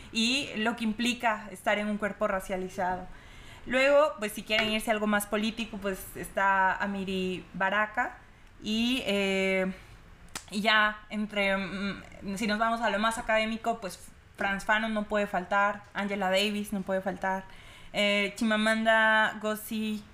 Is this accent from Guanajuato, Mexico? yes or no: no; Veracruz, Mexico; yo vengo de Veracruz